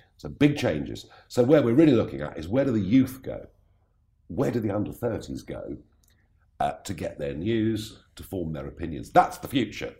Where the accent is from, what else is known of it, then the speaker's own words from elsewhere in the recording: England, United Kingdom; I am so English